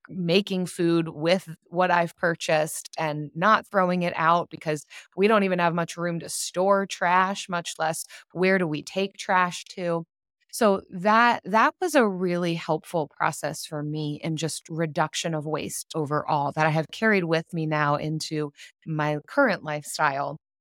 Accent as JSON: {"language": "English", "country": "United States", "said": "I'm from the United States"}